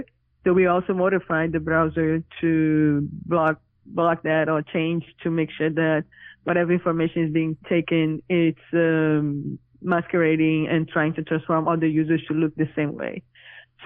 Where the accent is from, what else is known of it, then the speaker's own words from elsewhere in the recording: Brazil; now in New York City, United States; I'm originally from Brazil, but currently living in New York City